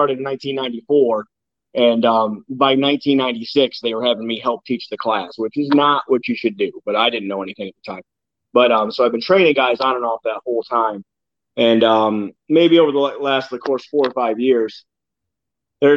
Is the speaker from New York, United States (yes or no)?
yes; Campbell, New York, United States; Campbell, New York. That's my hometown.